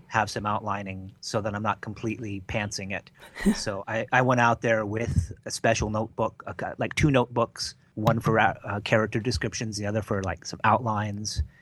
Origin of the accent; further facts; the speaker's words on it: Hawaii, United States; now in Southern California, United States; Before I lived in Southern California, I grew up in Hawaii